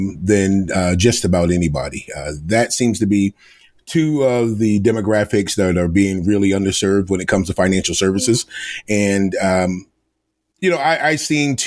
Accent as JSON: {"language": "English", "country": "United States", "moved": "as an adult", "lives_now": "Rhode Island, United States", "said": "I am originally from Delaware, the Maryland Eastern Shore, and I went to school in Rhode Island, and that's how I ended up in Rhode Island."}